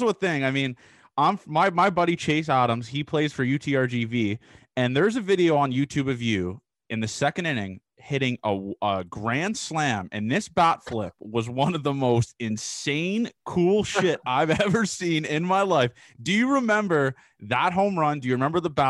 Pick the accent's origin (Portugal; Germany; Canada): Canada; when I was growing up in Canada